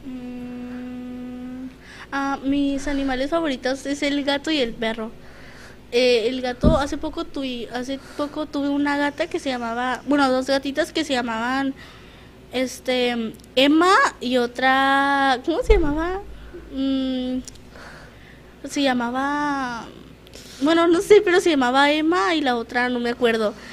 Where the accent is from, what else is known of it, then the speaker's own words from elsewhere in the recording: Tijuana, Baja California, Mexico; yo toda mi vida he estado aquí en Tijuana